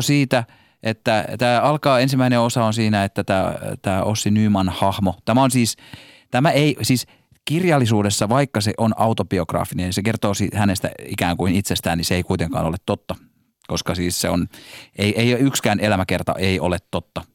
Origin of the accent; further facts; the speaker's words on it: Helsinki, Uusimaa, Finland; accent: stadin murre (Helsinki slang); mä puhun liikaa stadin murretta